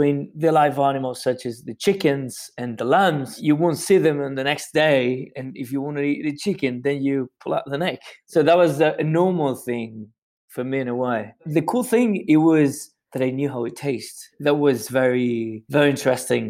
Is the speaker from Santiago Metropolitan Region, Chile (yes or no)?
yes; Santiago, Santiago Metropolitan Region, Chile; I grew up in Santiago, you know, which is the capital in Chile